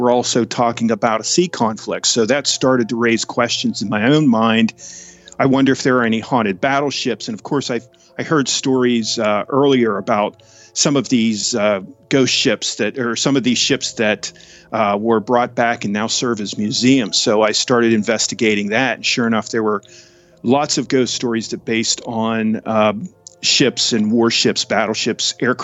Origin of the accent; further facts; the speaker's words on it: Tyrone, Pennsylvania, United States; I'm from a town called Tyrone, Pennsylvania